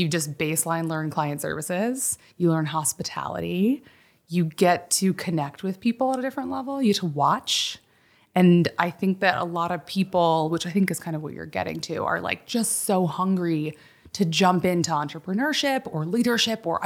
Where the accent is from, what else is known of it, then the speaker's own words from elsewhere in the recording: Chappaqua, New York, United States; also born or lived in Michigan; grew up in Westchester, Chappaqua, New York. So about 50 minutes north of the city. Spent mm-hmm. my whole life up there.